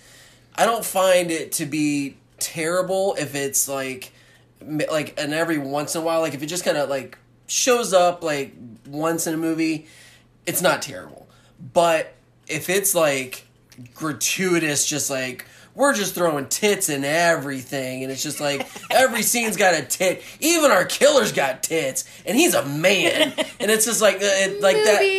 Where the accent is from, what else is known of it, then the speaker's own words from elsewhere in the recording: United States; I'm so American